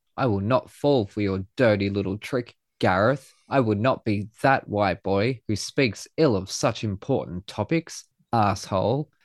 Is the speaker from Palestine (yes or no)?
no; Australia; being Australian